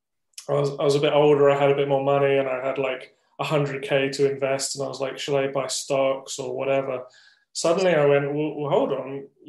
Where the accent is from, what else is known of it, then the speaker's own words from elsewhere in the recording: United Kingdom; moved away as an adult; now in Taiwan; I'm from the UK. Yeah, from the UK. Just outside of London.